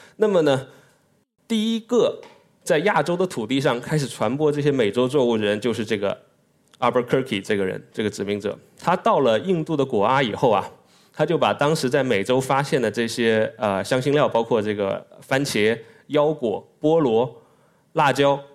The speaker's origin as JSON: {"language": "Chinese", "town": "Guangzhou", "region": "Guangdong", "country": "China", "said": "来自广州的中山大学。我是广州人"}